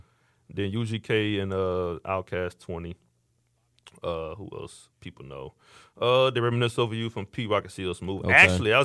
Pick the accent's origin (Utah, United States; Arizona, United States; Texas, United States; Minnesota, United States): Texas, United States; Missouri City; I'm from the Mo too. Off the Mo.